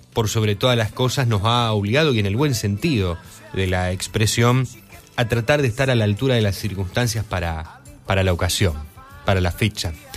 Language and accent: Spanish; Argentina